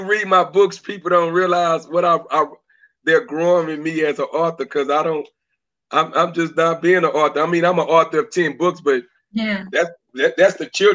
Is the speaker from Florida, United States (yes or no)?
no; Beaumont, Texas, United States; also born or lived in Atlantic City, New Jersey / Oceanside, California; I'm from Beaumont, Texas, but I was born in Atlantic City, New Jersey